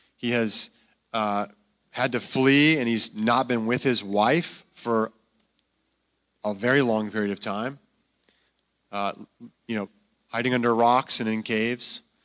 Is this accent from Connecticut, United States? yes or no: yes; Connecticut, United States; moved away; I grew up in Connecticut